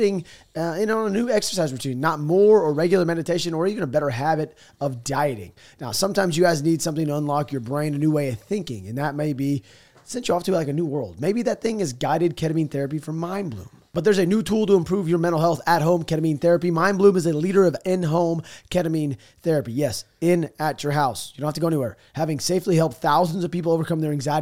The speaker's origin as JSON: {"language": "English", "country": "United States", "said": "I'm an American sitting here in America"}